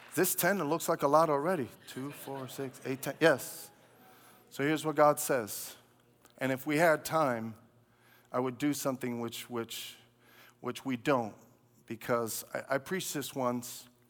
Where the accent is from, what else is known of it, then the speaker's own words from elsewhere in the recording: New York City, New York, United States; I grew up in Brooklyn.